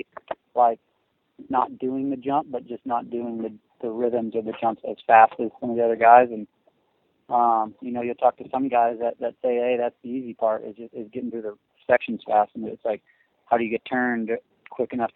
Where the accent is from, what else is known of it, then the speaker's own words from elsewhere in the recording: Missouri, United States; I'm from Missouri, so I'm used to riding and a little bit of mud